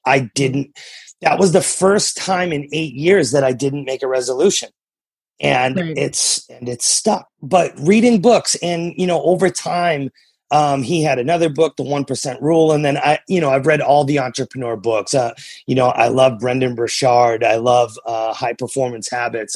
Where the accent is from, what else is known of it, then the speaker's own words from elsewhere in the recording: New Hampshire, United States; also born or lived in Massachusetts; now in Oklahoma, United States; I'm from New England originally. I grew up in New Hampshire. I was born in Massachusetts and I, I live in Oklahoma now